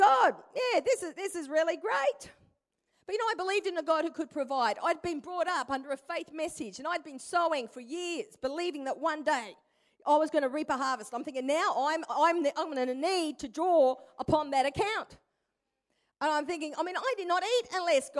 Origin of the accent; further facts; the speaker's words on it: Perth, Western Australia, Australia; moved away as an adult; also born or lived in Brisbane, Queensland; I'm originally from Perth. To this day, all my family live in Perth